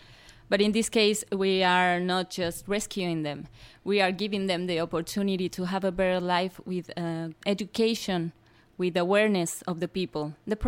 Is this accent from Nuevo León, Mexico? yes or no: no; Mexico City, Mexico; English is a second language; I come from Mexico City